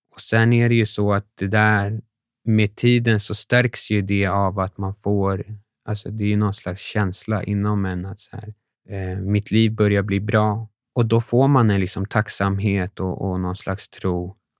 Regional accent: Sweden; vi var från Sverige

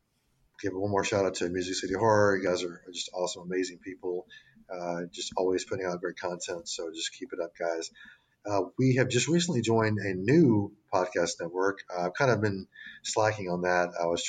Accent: the South, United States; I am a product of the South. My accent's not totally there, but everything, all my little sayings just come right out.

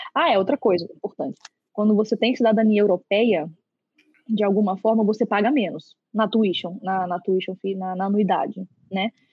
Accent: Brasília, Federal District, Brazil; moved away as an adult; Eu sou nascida e criada em Brasília

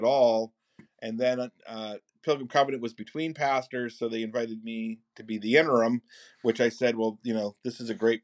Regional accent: rural northern New York, United States; We met as undergraduates at St. Lawrence University in rural northern New York, where I'm from

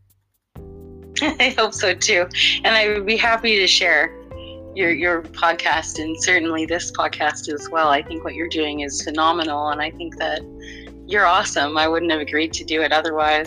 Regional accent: Canada; Being Canadian

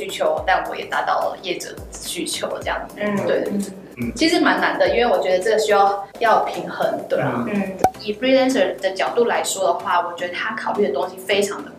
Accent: Taiwan; 我也是来自台湾

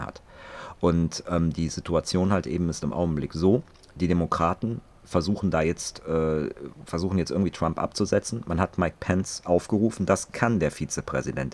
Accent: Germany; bei uns in Deutschland

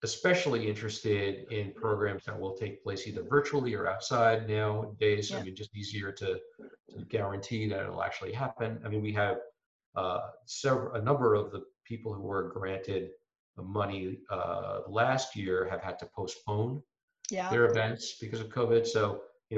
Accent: New York, United States; also born or lived in Harvard, Massachusetts; now in Sandwich, United States; I grew up in New York

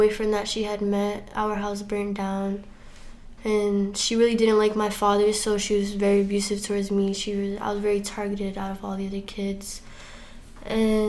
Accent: Worcester, Massachusetts, United States; I'm from Worcester, Massachusetts

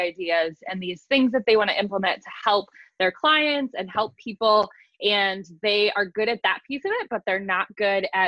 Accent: London, Ohio, United States; I actually live outside of Columbus in a small town, London, Ohio. Not the cool London, but there's that. I grew up out here.

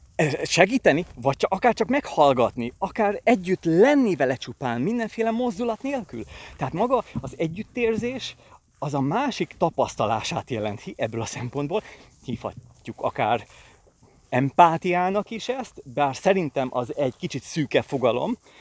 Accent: Pilisvörösvár, Pest, Hungary; itt nőttem fel Pilisvörösváron

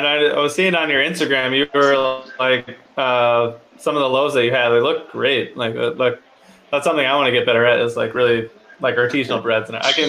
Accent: Midwest, United States; I'm from the Midwest

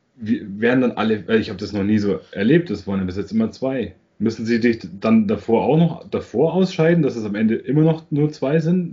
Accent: Germany; bei uns in Deutschland

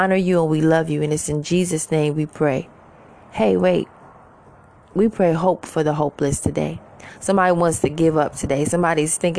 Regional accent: New York City, New York, United States; now in Georgia, United States; I'm originally from Queens, New York

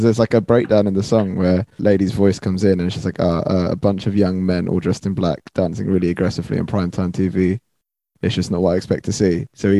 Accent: Croydon, London, United Kingdom; Because I'm from Croydon anyway, so I kind of grew up around that kind of music.

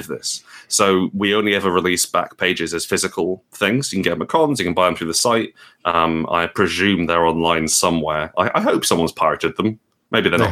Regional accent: Portugal; moved away; I grew up in Portugal

